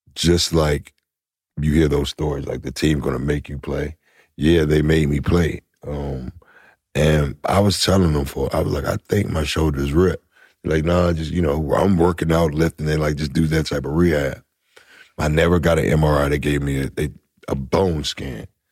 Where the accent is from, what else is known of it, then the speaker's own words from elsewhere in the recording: Washington, United States; I'm from Washington